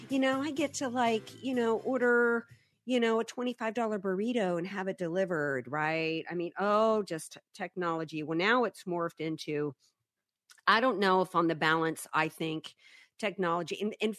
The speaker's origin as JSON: {"language": "English", "region": "the South", "country": "United States", "tie": "born or raised there", "said": "I mean, I grew up in the South. Almost everybody had dark hair and brown eyes, and everybody was more tan."}